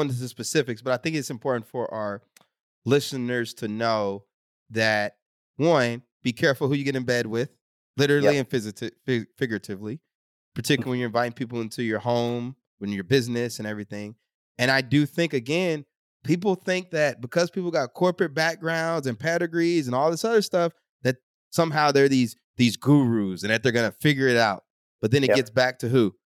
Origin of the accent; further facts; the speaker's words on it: Texas, United States; I grew up in Texas